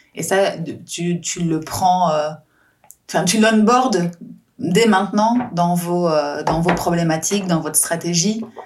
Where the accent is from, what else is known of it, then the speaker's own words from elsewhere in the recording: France; moved away; je suis française